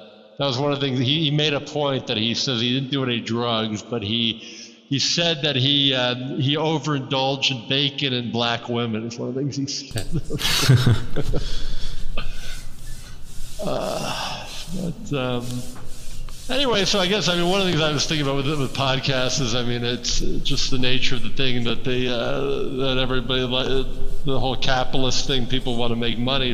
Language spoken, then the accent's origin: English; Philadelphia, Pennsylvania, United States; moved away as an adult; now in Miami, United States; I'm originally from Philadelphia, but I've been in Miami about 11 years